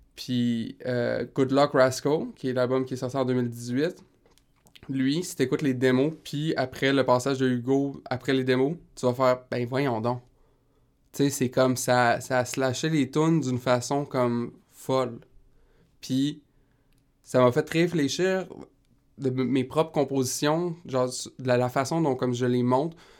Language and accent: French; Rimouski, Quebec, Canada; je viens de Rimouski